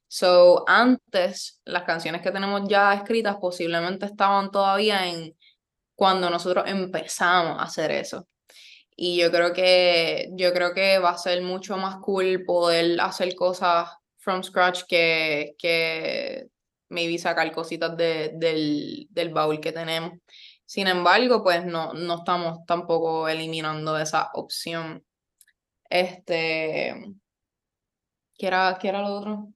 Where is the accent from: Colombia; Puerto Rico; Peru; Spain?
Puerto Rico; Yauco; moved away as an adult; also born or lived in Ponce / Río Piedras; yo soy de Yauco, del pueblo del café. Este, estudié toda mi vida allí. Nací en Ponce, pero viví, vivo en Yauco, bueno, vivía en Yauco desde que tenía como un año